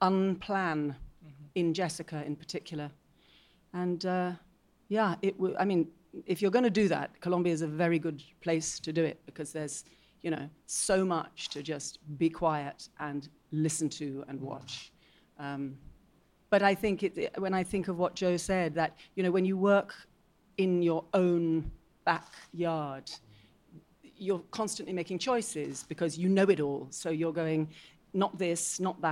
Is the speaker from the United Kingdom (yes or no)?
yes; Scotland, United Kingdom; as a Scot